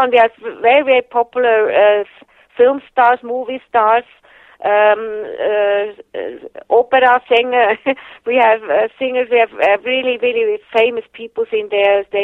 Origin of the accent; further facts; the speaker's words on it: Germany; English is a second language; I uh, had all my falls uh, growing up in Germany and uh, never in Switzerland.